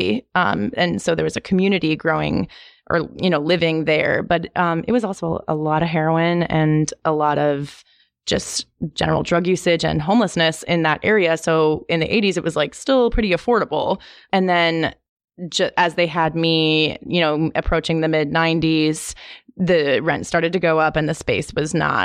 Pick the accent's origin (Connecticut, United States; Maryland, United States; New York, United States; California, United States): New York, United States; New York City; I'm originally from the Lower East Side of Manhattan.